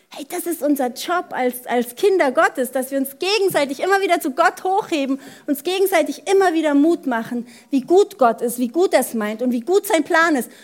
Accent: Germany; bei uns in Deutschland

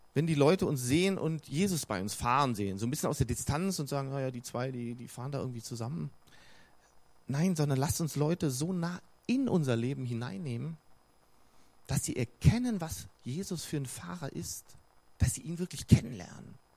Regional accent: Bonn, North Rhine-Westphalia, Germany; also born or lived in Cologne; now in Regensburg, Germany; Ich bin ja im Rheinland aufgewachsen, in Bonn, in Köln geboren, wichtig. Ähm, also in Bonn aufgewachsen

